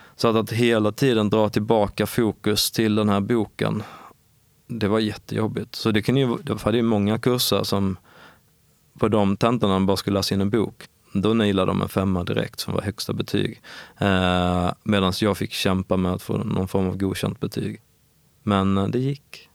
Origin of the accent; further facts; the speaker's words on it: Ängelholm, Skåne, Sweden; accent: Skåne dialect; also born or lived in Perstorp / Lund; Jag kommer från Skåne såklart. Men eh, nordvästra Skåne, någonting som heter Skälderviken, ligger utanför Ängelholm vid havet.